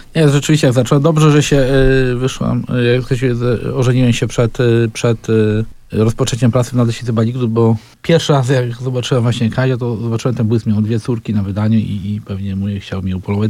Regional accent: Lesko, Subcarpathian Voivodeship, Poland; mieszkałem w dzieciństwie tam w Lesku

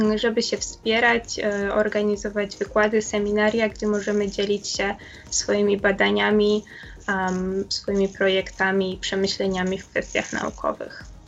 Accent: Poland; moved away as an adult; now in Virginia, United States; wszyscy jesteśmy z Polski

